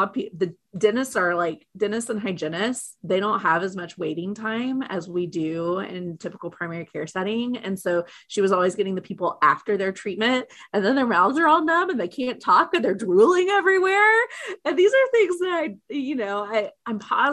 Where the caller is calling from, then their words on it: Oklahoma City, Oklahoma, United States; I am calling today from Oklahoma City, Oklahoma